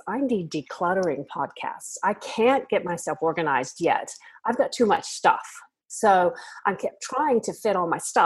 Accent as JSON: {"language": "English", "country": "United States", "moved": "as an adult", "lives_now": "Australia", "said": "I'm from America originally, but I've lived in Australia now for half of my life"}